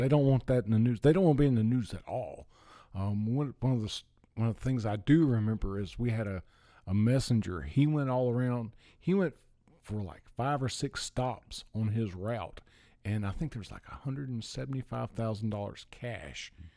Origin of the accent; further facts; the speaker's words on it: Gastonia, North Carolina, United States; moved away as an adult; also born or lived in Hilton Head Island, South Carolina / Florida; I was born in, uh, Gastonia, North Carolina